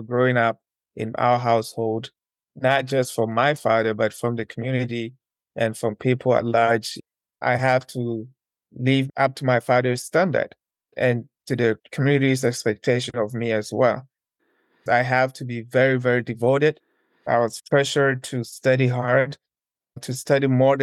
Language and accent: English; Ashanti, Ghana; moved away as an adult; now in South Africa; One of the provinces in Ghana is called Ashanti region. It's down in the southern part of Ghana. That's where I was born and raised.